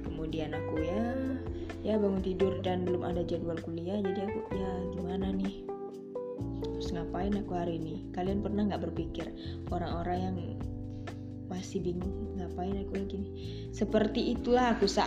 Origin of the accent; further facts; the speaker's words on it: Pekanbaru, Riau, Indonesia; aku dari jurusan psikologi. Aku dari Riau Pekanbaru.